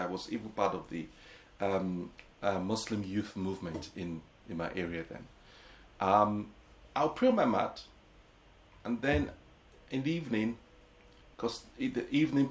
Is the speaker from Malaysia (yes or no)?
no; Lagos, Nigeria; also born or lived in England; now in London, United Kingdom; growing up in Nigeria was a thrill in the 70s.